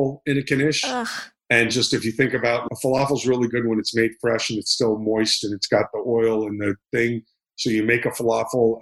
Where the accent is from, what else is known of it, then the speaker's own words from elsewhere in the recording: Miami Beach, Florida, United States; I grew up in Miami Beach, Florida